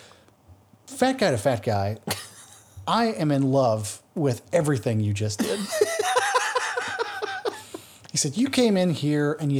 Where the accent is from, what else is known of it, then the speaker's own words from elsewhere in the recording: Roswell, Georgia, United States; Well, actually Roswell.